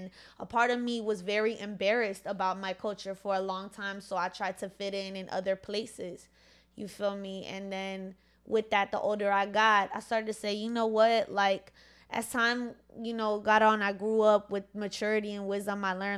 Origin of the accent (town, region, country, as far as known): Virginia, United States; born or raised there; first language Spanish; English is a second language; also born or lived in Bronx, New York